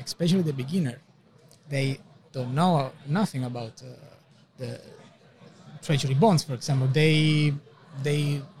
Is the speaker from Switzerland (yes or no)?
yes; Switzerland; we come from Switzerland